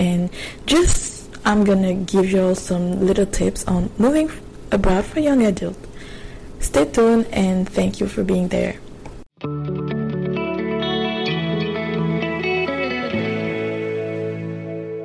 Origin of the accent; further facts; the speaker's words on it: Quebec, Canada; I'm from Quebec, which means I had to do the cégep before going to university